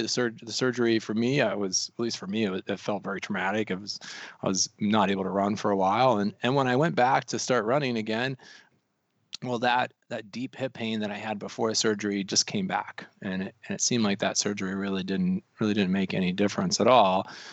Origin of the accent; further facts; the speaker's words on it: Colorado, United States; also born or lived in North Carolina; now in Missoula, United States; I'm actually originally from the mountains. I'm from Colorado